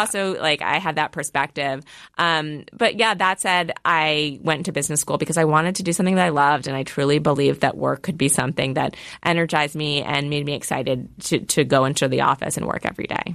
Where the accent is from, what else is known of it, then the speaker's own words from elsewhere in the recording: New York, United States; growing up in New York, finance is what's there